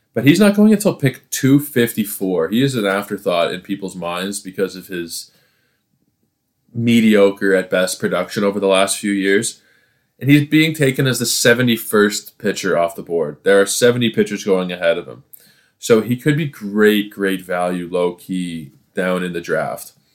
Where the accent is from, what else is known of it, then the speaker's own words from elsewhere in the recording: Toronto, Ontario, Canada; I am from Toronto